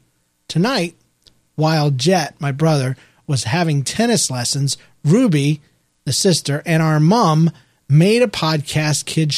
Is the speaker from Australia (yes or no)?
yes; Victoria, Australia; We're from Victoria, Australia, and cool. We love listening to your show.